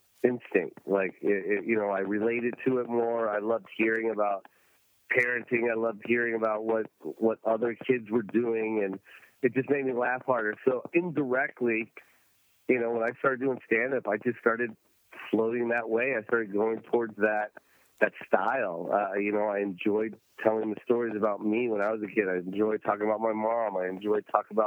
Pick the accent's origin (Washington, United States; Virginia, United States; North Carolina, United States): Washington, United States; Tacoma; I'm from Tacoma, Washington